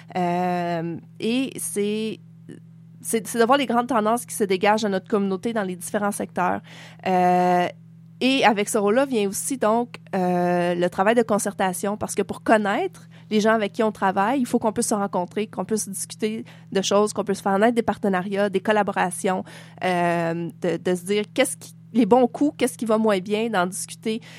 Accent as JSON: {"language": "French", "region": "Quebec", "country": "Canada", "moved": "yes", "lives_now": "Nunavut, Canada", "said": "moi, je suis québécoise"}